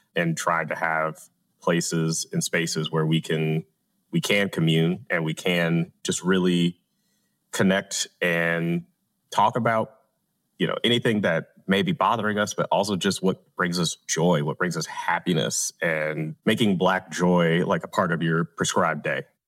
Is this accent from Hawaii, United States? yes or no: no; Atlanta, Georgia, United States; I'm from Atlanta. I'm A T L, born, bred, and raised